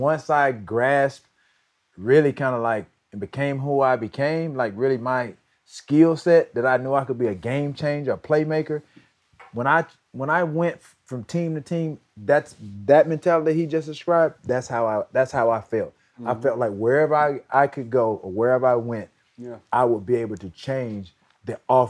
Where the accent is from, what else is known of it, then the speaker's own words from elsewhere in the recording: Alabama, United States; I was raised in Alabama, didn't go to Auburn or Alabama.